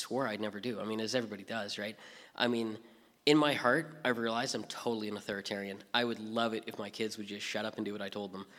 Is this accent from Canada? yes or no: yes; British Columbia, Canada; moved away as an adult; also born or lived in Hope, British Columbia; so I grew up in British Columbia. I was born in Hope. My parents moved around a lot, but pretty much I'm a BC boy. I didn't actually leave the province until I was 20